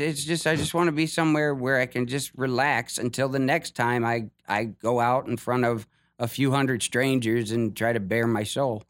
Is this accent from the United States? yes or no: yes; Ohio, United States; moved away as an adult; I'm from Ohio.